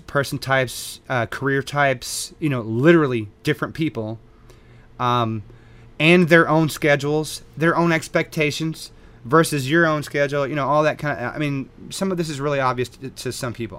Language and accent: English; Texas, United States; born and raised in Texas